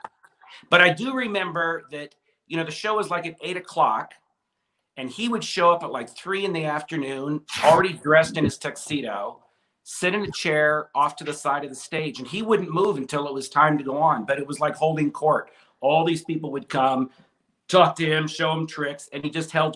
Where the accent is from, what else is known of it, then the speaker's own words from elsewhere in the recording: Southern California, United States; growing up in Southern California, there was no bigger show than the It's Magic. And that's where we went every year